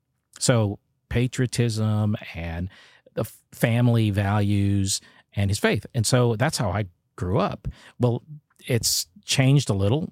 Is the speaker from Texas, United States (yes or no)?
yes; San Antonio, Texas, United States; San Antonio.